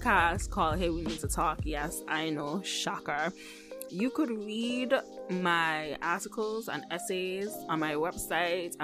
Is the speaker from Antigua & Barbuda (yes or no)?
yes; Antigua & Barbuda; moved away; growing up in the Caribbean